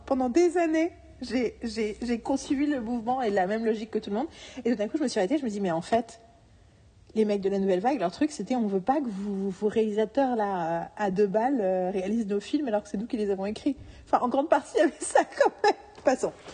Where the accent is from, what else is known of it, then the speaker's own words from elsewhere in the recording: France; je suis française